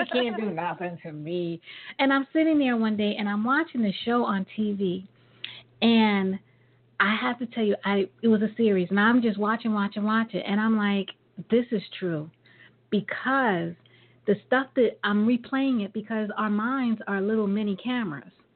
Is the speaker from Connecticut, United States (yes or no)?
no; New York, United States; growing up in New York